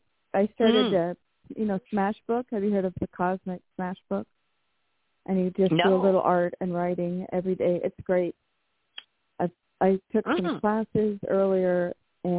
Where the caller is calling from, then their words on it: Washington, United States; from Washington.